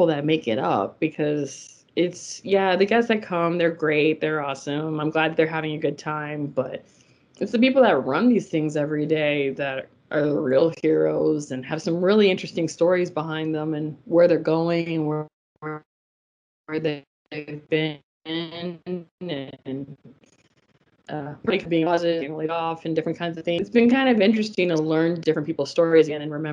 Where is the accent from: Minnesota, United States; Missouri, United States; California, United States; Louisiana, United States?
Louisiana, United States; New Orleans; moved away as an adult; now in Florida, United States; I'm originally from New Orleans.